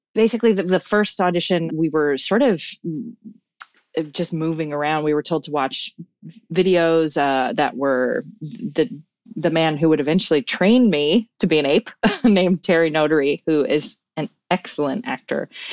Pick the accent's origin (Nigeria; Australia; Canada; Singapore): Canada; Newfoundland and Labrador; accent: Newfoundland; now in Vancouver, Canada; my identity as a Newfoundlander